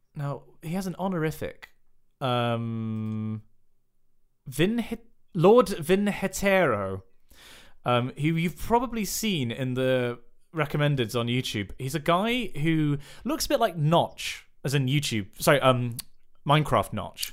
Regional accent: West Country, South West England, United Kingdom; in the West Country, we have a dearth of actual good teams

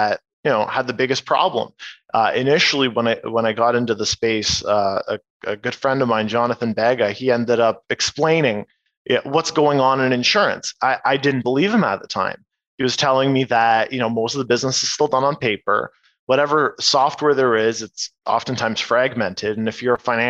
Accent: Oshawa, Ontario, Canada; also born or lived in Kitchener; now in Toronto, Canada; I was born in Oshawa. Now I've been in Toronto for a good few years

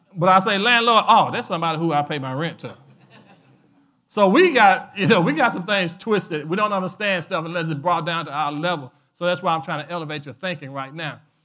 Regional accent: United States; I was born in America

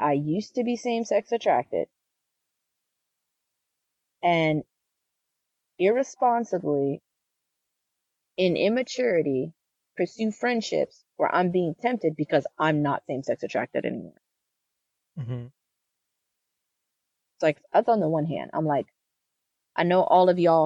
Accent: the South, United States; I grew up in the South

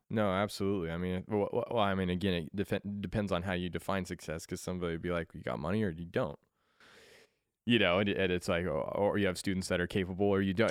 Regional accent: Colorado, United States; moved away; I was born in Colorado

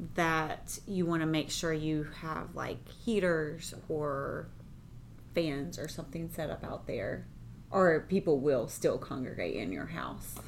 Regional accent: United States; I grew up right outside of Charlotte, right there on the line

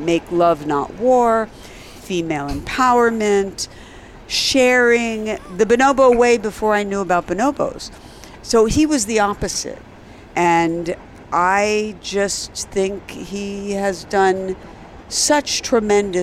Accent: Philadelphia, Pennsylvania, United States; I'm from Philly and I know how he was raised.

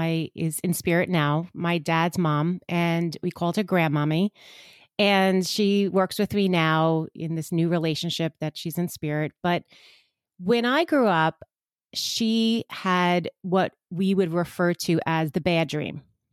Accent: Long Island, New York, United States; So I'm from Long Island, which gives it away even a little bit more because I think every part of New York has a specific little twang, but I am closer to Manhattan, so not that far out east.

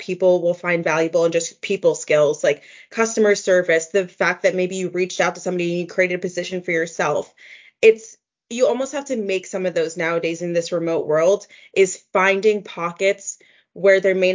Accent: New Jersey, United States; also born or lived in Baltimore; I'm from New Jersey, so New York is a stone's throw away. But I went to school in Baltimore

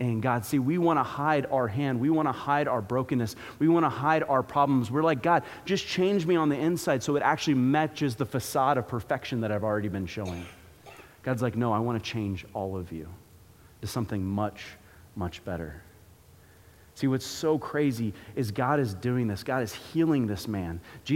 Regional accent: Florida, United States; growing up in Florida, you don't exactly get to see seasons

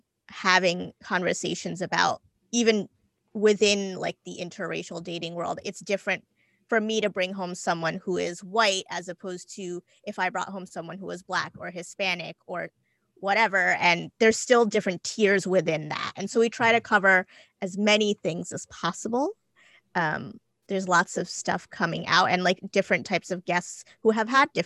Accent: India; and my husband, I'm Indian. My husband is not, he's Italian.

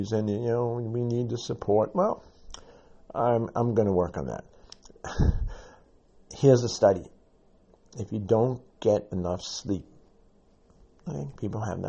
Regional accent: New York City, New York, United States; I'm a New Yorker and from the South Bronx

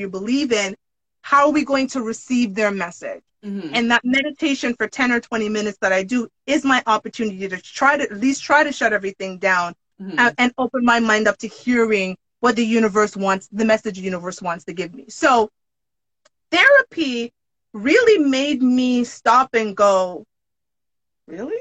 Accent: Jamaica; I'm Jamaican

